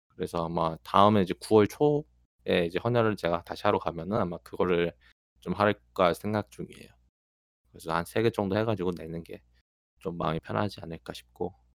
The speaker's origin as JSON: {"language": "Korean", "town": "Goyang", "region": "Gyeonggi Province", "country": "South Korea", "tie": "born or raised there", "said": "제 어린 시절에 거의 한 절반 가까이를 일산에 살았는데"}